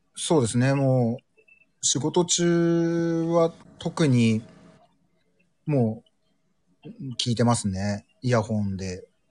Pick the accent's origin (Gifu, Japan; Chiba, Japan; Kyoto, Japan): Chiba, Japan; Urayasu; moved away as an adult; now in Hokkaido, Japan; ちょうど僕が二十歳の時の成人式がディズニーで、浦安市民の成人式がディズニーでやりますってなった1回目の時